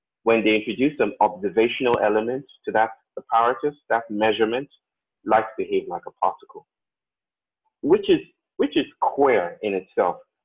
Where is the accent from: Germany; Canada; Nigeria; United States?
Nigeria; I grew up in Nigeria, most of the time in Nigeria